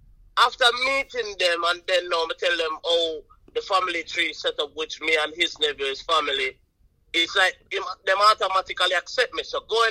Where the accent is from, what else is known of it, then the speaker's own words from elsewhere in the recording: Buff Bay, Portland, Jamaica; Buff Bay is a little town inside the parish of Portland. You know what I mean? You know, Portland is on the east side of Jamaica, so you know, we're all up on the countryside, right?